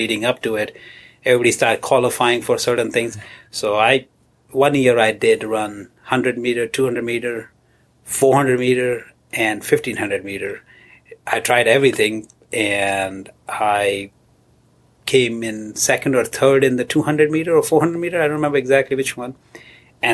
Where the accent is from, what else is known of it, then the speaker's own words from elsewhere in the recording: border with Afghanistan and Iran, Balochistan, Pakistan; moved away as an adult; now in Rochester, United States; I was born and raised in southern... western border of Pakistan with Afghanistan and Iran, that corridor